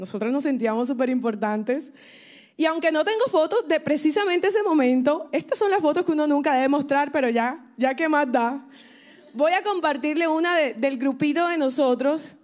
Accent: Colombia; now in Miami, United States; soy colombiana, tengo el honor, eso, aquí está Colombia presente

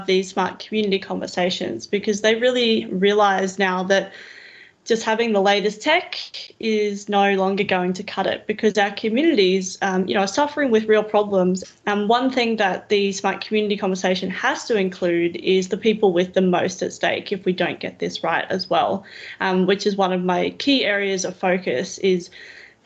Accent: Roma, Queensland, Australia; moved away as an adult; also born or lived in Brisbane / Tambo / Dirranbandi; now in Toowoomba, Australia; I'm from Roma originally, which again is a small regional town, 7,500 people. I grew up in regions, essentially

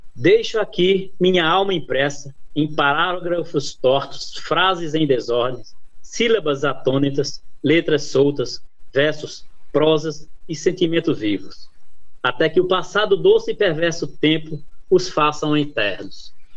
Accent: Northeast Region, Brazil; moved away; also born or lived in São Bernardo do Campo, Brazil; já estava quase tudo certo para mim voltar para o Nordeste, né, para minha terra natal

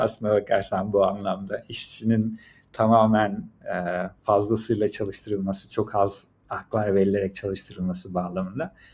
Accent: Turkey; moved away as an adult; also born or lived in Shanghai, China / Beijing, China / Shenzhen, China; now in China; ben Türkiye'denim

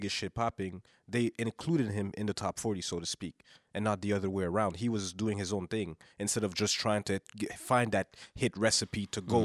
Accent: Canada; also born or lived in Haiti; I'm black Canadian, but I'm Haitian.

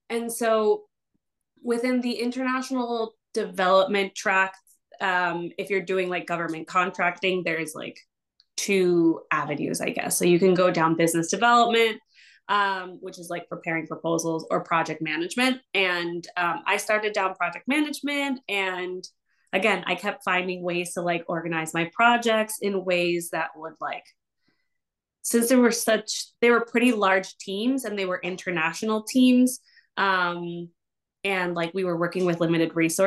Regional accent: New York, United States; also born or lived in Argentina / Washington, D.C. / Ecuador; I'm originally from Argentina. And I moved to the US when I was 5 to New York. Basically grew up in New York most of my life

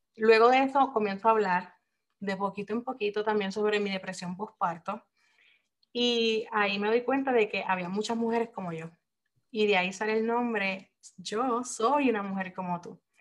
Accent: Puerto Rico; moved away as an adult; now in Japan; soy puertorriqueña, pero soy esposa militar y en este momento estoy residiendo en Japón

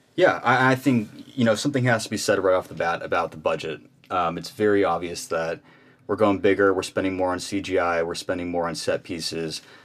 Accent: Phoenix, Arizona, United States; I also am from Phoenix, Arizona

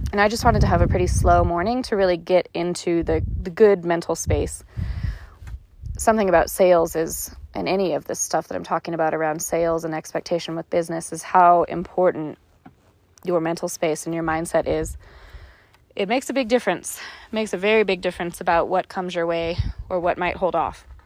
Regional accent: Ireland; And as you can tell, if you've listened to a few of my episodes at this point, I'm Irish and I'm all about a story.

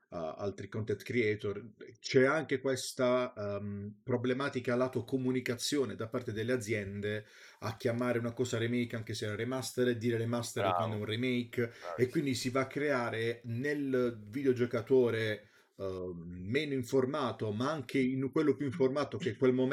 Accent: France; ma io vengo dalla Francia

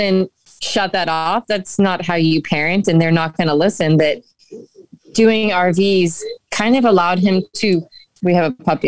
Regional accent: New England, United States; New England. We yeah. moved a lot

